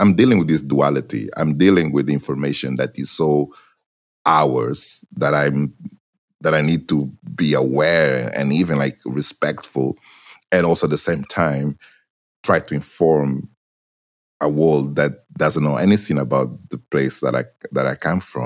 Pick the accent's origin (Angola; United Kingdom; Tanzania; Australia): Angola; Benguela; first language Portuguese; English is a second language; now in Portugal; I grew up in Angola